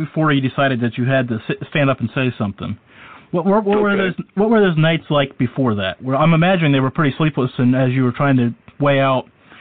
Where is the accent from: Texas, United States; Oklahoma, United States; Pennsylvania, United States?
Pennsylvania, United States; Western; I'm from Western Pennsylvania